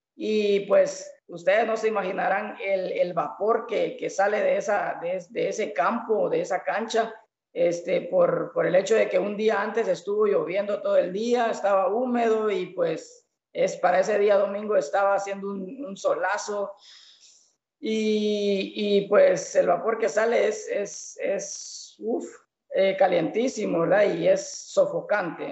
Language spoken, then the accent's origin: Spanish; El Estor, Izabal, Guatemala; yo soy de acá del Store